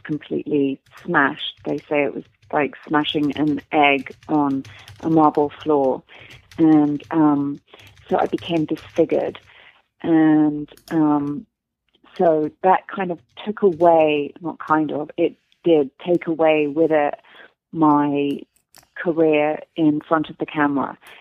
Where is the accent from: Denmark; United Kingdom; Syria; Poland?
United Kingdom; London; moved away as an adult; now in Los Angeles, United States; I'm English